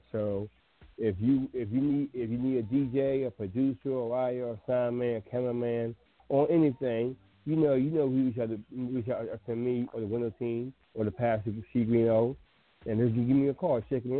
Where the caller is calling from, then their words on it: Washington, District of Columbia, United States; I'm from 202 648-9165 from Washington, D.C.